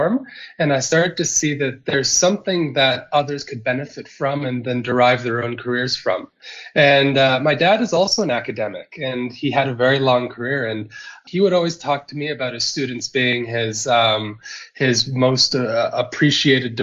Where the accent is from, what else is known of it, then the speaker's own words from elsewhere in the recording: close to Toronto, Ontario, Canada; moved away as an adult; now in South Africa; I'm originally from Canada. I come from Ontario, so close to Toronto